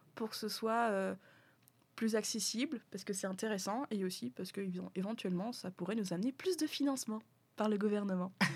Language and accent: French; France; moved away as an adult; also born or lived in Quebec; now in Canada; je suis français